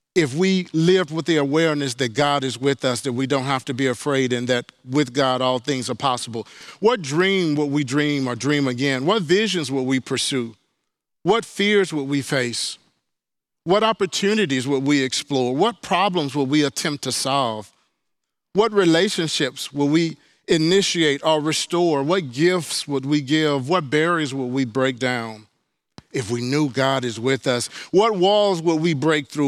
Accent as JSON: {"language": "English", "region": "Mississippi", "country": "United States", "tie": "born or raised there", "also_born_or_lived": "Houston", "moved": "yes", "said": "growing up in Mississippi"}